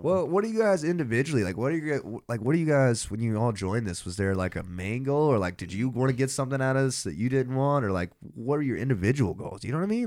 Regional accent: Athens, Georgia, United States; I'm from Athens

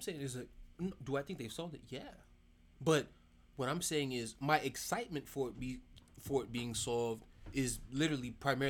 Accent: New York, United States; now in Florida, United States; I'm a Caribbean from New York.

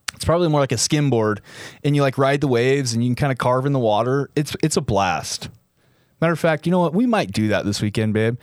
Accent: Utah, United States; my hometown, my home state

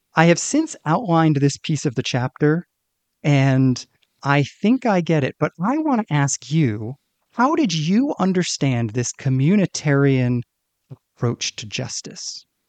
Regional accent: United States; me as an American

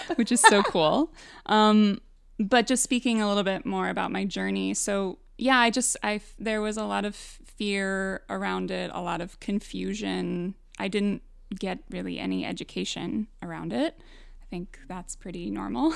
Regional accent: Midwest, United States; I grew up in the Midwest.

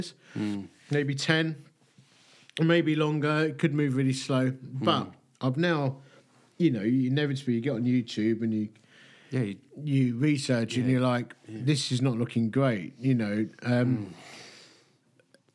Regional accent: Essex, East of England, United Kingdom; I'm from Essex

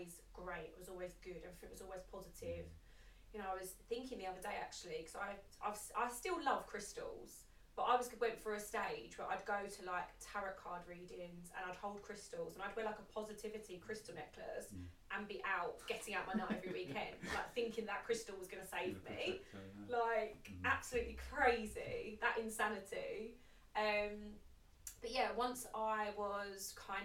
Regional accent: Essex, East of England, United Kingdom; I grew up in Essex

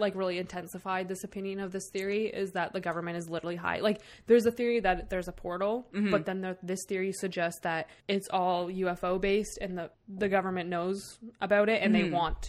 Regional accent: Canada; We're from Canada

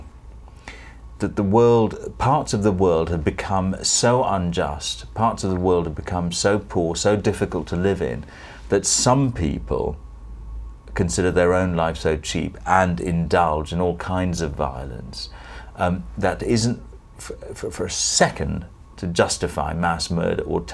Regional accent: Sri Lanka; moved away; Sri Lanka, Ceylon as it was then

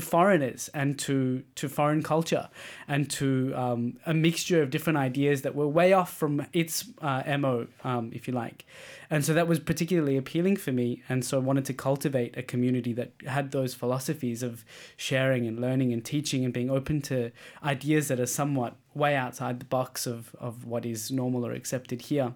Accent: Australia; now in Denmark; as an Australian, we're very open

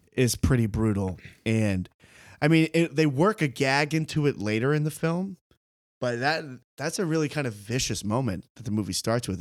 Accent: United States; as an American viewer

